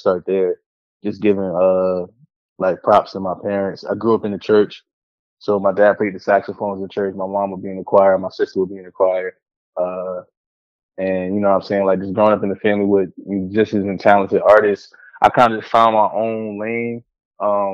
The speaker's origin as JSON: {"language": "English", "town": "Willingboro", "region": "New Jersey", "country": "United States", "tie": "born or raised there", "said": "the street that I grew up on in Willingboro, New Jersey"}